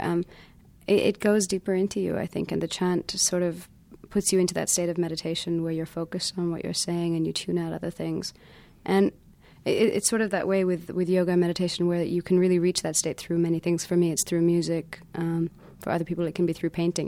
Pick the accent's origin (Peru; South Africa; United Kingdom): United Kingdom; London; also born or lived in India; I was growing up in London at that time, so I wasn't so involved with India, um, except for the time I would come every year for a couple of months